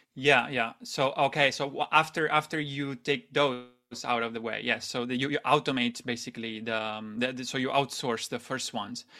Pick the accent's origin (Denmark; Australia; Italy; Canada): Italy; moved away as an adult; also born or lived in Shanghai, China; I'm originally from Italy, Italy, and, um, I moved to Shanghai after university started